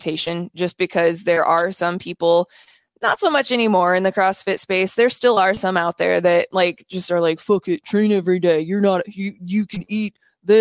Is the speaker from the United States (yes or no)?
yes; Iowa, United States; I'm from Iowa